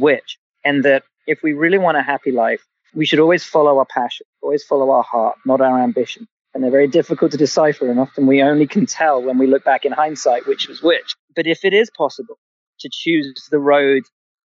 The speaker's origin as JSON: {"language": "English", "region": "England", "country": "United Kingdom", "tie": "born or raised there", "said": "I'm a kid of the 80s, and the Lamborghinis were all angular, and I'm from England"}